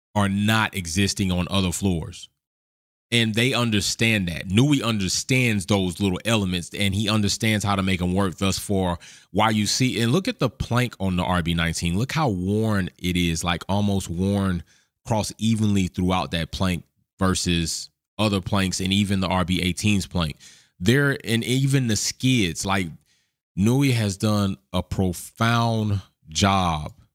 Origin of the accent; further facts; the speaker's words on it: the South of America, United States; born and raised in the South of America